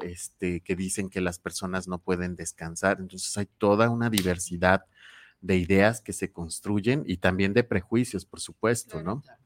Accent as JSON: {"language": "Spanish", "country": "Mexico", "said": "como mexicanos y mexicanas"}